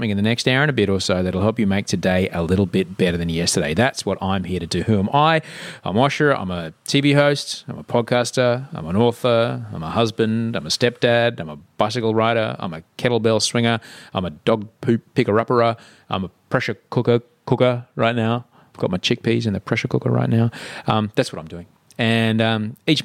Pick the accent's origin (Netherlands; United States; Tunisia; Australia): Australia; Brisbane, Queensland; born or raised there